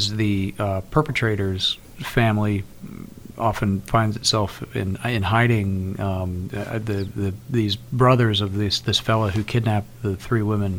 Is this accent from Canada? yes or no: no; United States; we do as Americans